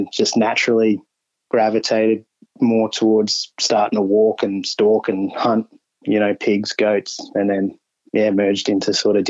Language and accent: English; Brisbane, Queensland, Australia; I'm a Queensland boy originally, so born and bred in Brisbane. I still live up here now. 34.